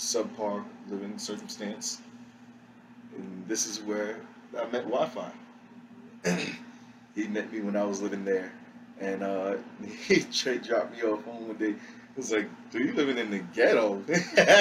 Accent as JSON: {"language": "English", "town": "New York City", "region": "New York", "country": "United States", "tie": "born or raised there", "moved": "as an adult", "said": "grew up in the Bronx. Didn't move from the Bronx until 21, 22"}